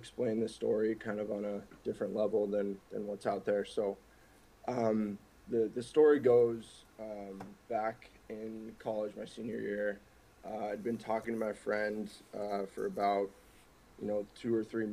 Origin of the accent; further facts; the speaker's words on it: Minnesota, United States; also born or lived in Newport Beach, California / upstate New York; I grew up pretty much in Minnesota